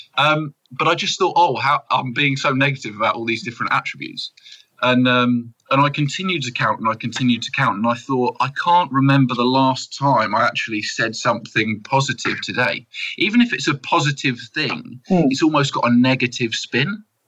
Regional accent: United Kingdom; I'm proper British

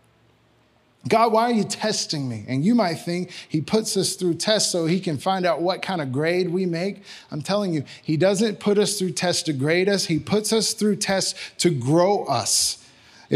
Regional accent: Magnolia, United States; I'm from Magnolia

